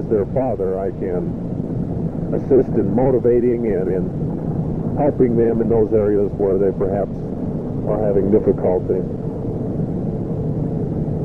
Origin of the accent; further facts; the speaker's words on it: Newton, Utah, United States; moved away; growing up in Newton